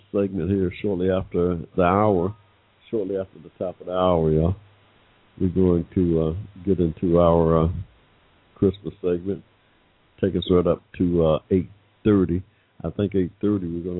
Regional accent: Ohio, United States; now in Atlanta, United States; my childhood, really, growing up in Ohio

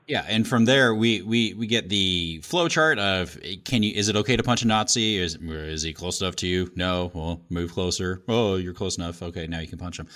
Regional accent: Indiana, United States; born or raised there

